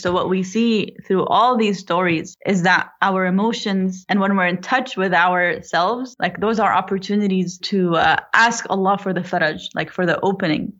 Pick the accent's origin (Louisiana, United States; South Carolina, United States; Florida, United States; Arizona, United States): Florida, United States; now in North Carolina, United States; I was born and raised in Florida